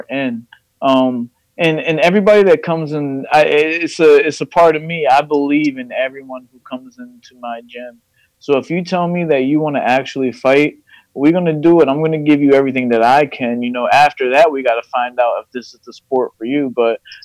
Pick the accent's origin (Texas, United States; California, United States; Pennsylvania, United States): Pennsylvania, United States; Fairless Hills; I'm from Fairless Hills, you know, just like you guys. I went to Pensbury